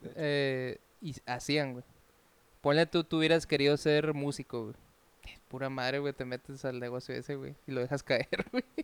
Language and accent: Spanish; Cananea, Sonora, Mexico; En Cananea, se está de donde yo soy oriundo